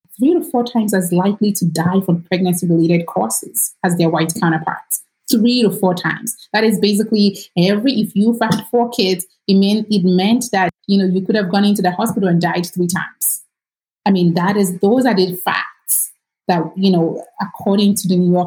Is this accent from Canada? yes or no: no; Nigeria; moved away as an adult; now in United States; I am not American. I grew up in Nigeria and I moved here in 2005